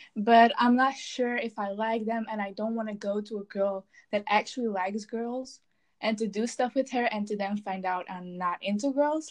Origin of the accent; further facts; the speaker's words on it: Belgium; I'm from Belgium. I live in the land of fries and chocolate.